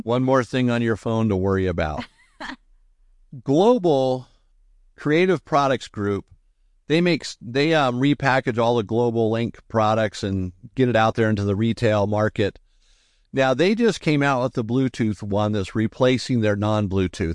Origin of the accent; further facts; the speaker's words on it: Southern California, United States; growing up in Southern California. I mean, I went to Disneyland maybe two times